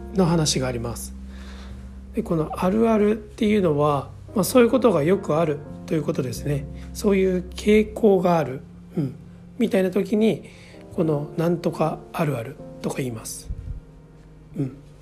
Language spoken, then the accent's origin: Japanese; Osaka, Japan; accent: Kansai-ben; moved away as an adult; 大阪で生まれて30歳ぐらいまでずっと大阪で育ったので